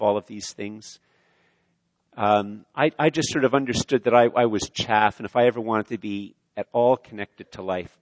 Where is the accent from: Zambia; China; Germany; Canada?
Canada; I'm Canadian